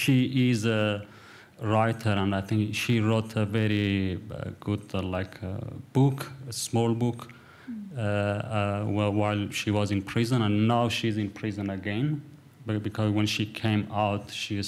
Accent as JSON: {"language": "English", "region": "Kurdistan", "country": "Iran", "also_born_or_lived": "Manus Island, Papua New Guinea", "first_language": "Kurdish", "second_language": "English", "moved": "as an adult", "said": "I come from Kurdistan, I come from a city that I could see that how activists or writers were trying to teach these people to respect their own language"}